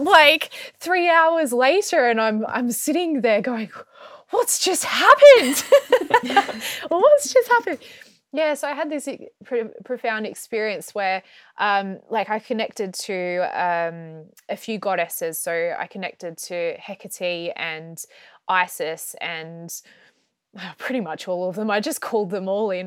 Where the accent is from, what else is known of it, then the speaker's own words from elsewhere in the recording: Australia; moved away as an adult; also born or lived in Melbourne; now in United Kingdom; I grew up in Australia, I was born in Australia